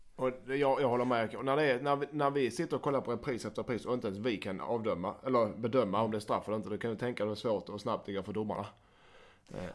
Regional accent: Skåne, Sweden; accent: Scanian (skånska); min skånska

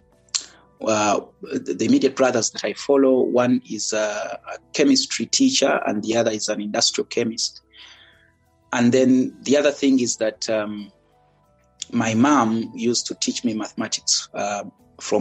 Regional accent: Kampala, Central Region, Uganda; moved away as an adult; also born or lived in Jinja; now in Eswatini; I was born and raised in Kampala. That's the capital of Uganda.

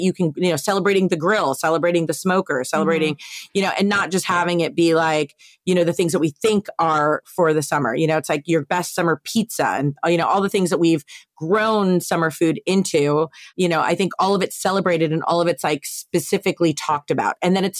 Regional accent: East Coast, United States; my dad, you know, we're all from the East Coast.

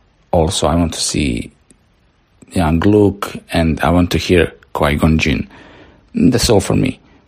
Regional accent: Bosnia & Herzegovina; Hello there … I'm coming from Bosnia and Herzegovina.

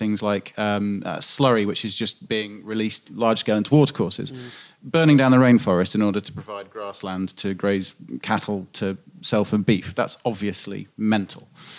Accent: United Kingdom; Now, as a British farmer, I would agree absolutely

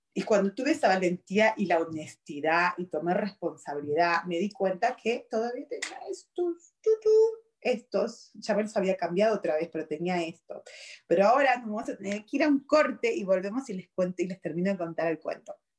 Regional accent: Argentina; also born or lived in Virginia, United States; now in United States; soy originalmente de Argentina, vine de Argentina acá, wow, hace 26 años

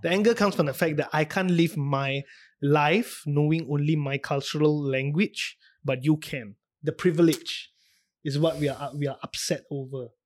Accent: Singapore; us as a Singaporean

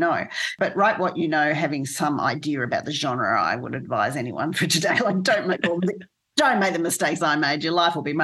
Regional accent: Australia; also born or lived in United States; as an Australian, even though I lived there

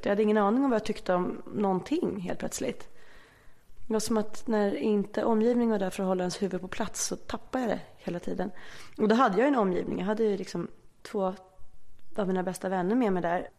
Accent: Stockholm, Stockholm County, Sweden; Aspis tills jag var... Ja, tills jag började i tvåan sen i Enskedeskolan. För då eh, separerade mina föräldrar så då bodde jag Aspudden och sen flyttade vi till Enskede

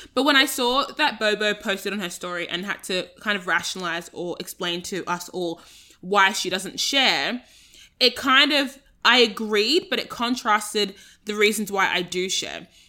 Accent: Australia; I'm Australian

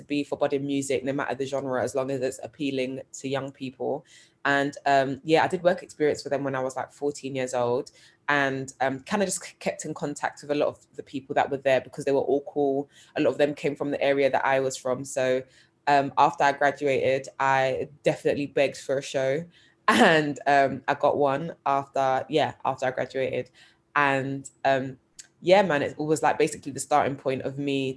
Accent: London, United Kingdom; I grew up, born and raised in South London on the Old Kent Road.

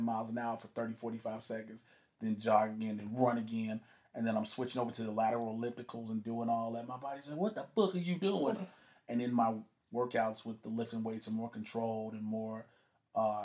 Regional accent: Chicago, Illinois, United States; I'm a boy from South Side of Chicago

